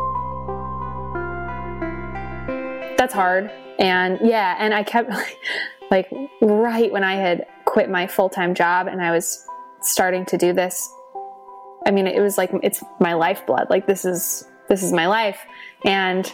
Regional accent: California, United States; growing up in California

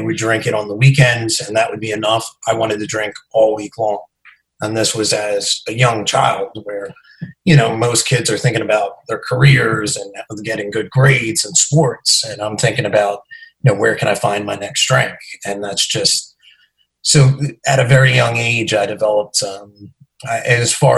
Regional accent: New Jersey, United States; I'm from New Jersey. I live about 15 minutes outside of New York City

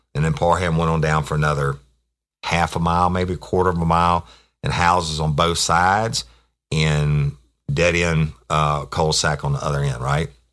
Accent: Louisiana, United States; in Louisiana, we have parishes, not counties

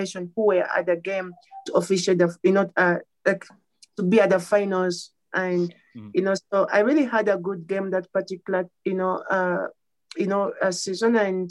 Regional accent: Uganda; moved away as an adult; now in United States; I grew up in Uganda.

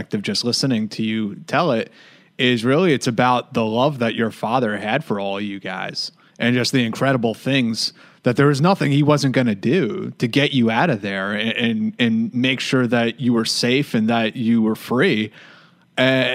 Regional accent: United States; as American citizens, you know, people like myself who are born here

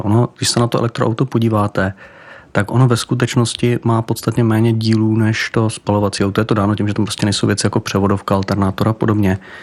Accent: Czechia; jako Češi

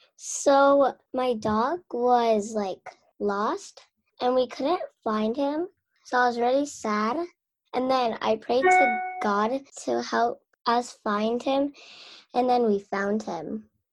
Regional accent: Arizona, United States; I'm eight years old, and I'm from Arizona.

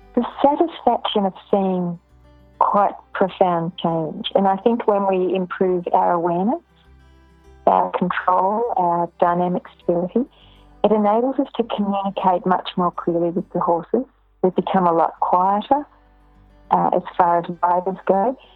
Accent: Ballarat, Victoria, Australia; born or raised there; also born or lived in Melbourne

